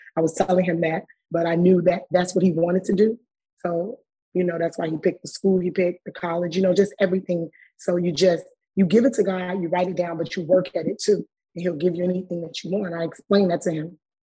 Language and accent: English; Chicago, Illinois, United States; we're coming from Chicago